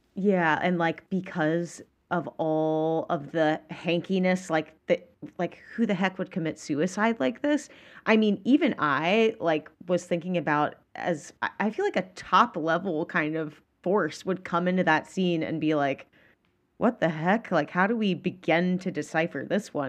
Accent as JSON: {"language": "English", "region": "Georgia", "country": "United States", "said": "I'm from Georgia"}